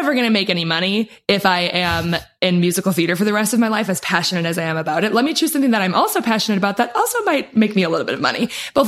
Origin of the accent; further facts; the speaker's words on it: Wisconsin, United States; now in Florida, United States; I am a cheesehead. So I grew up in good old Wisconsin, in the tundra, lots of cows, lots of cheese.